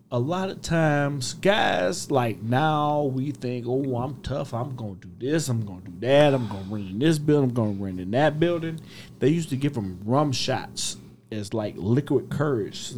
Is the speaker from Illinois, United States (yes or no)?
yes; Chicago, Illinois, United States; I'm from Chicago.